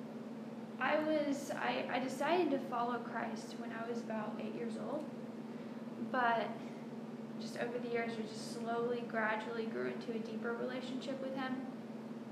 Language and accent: English; New Waverly, Texas, United States; moved away; I was born and raised in Texas